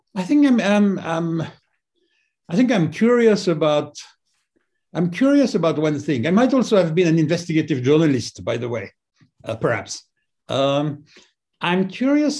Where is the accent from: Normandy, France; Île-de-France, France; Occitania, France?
Île-de-France, France; just outside Paris; I grew up just outside Paris